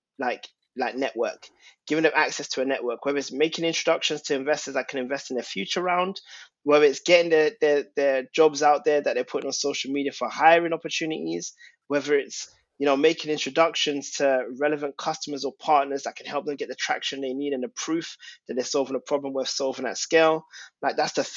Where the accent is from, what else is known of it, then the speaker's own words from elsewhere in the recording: London, United Kingdom; And growing up, I'm of Ghanaian origin, and Tottenham's a very multicultural and unique place, as you know, because you've lived there. And in Tottenham, like, going primary school and living there